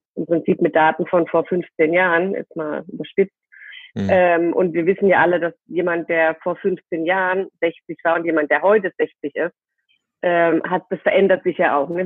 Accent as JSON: {"language": "German", "area": "near Heidelberg", "region": "Baden-Württemberg", "country": "Germany", "moved": "yes", "lives_now": "Cologne, Germany", "said": "ich äh, sitze gerade in Köln Mhm. und äh, komme aber aus dem aus der Nähe von Heidelberg"}